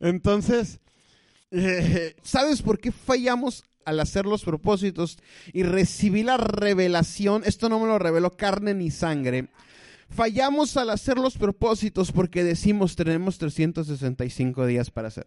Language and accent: Spanish; Mexico; los mexicanos y la desidia hemos ido de la mano